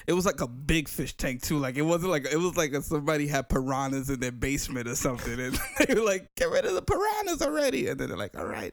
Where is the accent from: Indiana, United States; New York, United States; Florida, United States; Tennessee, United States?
New York, United States; New York City; when I was growing up in the Bronx